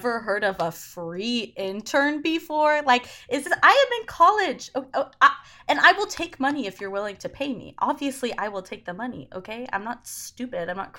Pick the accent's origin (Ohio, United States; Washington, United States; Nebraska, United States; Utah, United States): Utah, United States; Salt Lake City; moved away as an adult; now in New York City, United States; I'm from Salt Lake City, Utah